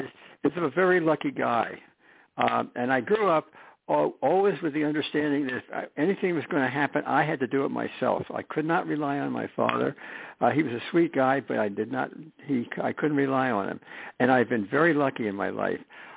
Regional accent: East Coast, United States; moved away as an adult; also born or lived in Jersey Shore, New Jersey; now in Rolling Hills, United States; I'm from the East Coast originally

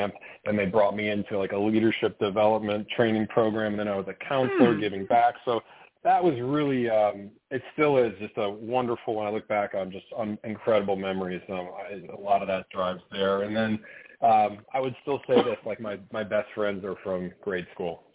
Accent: Mequon, Wisconsin, United States; I'm a Midwesterner. I'm born in Wisconsin, a suburb of Milwaukee, Mequon.

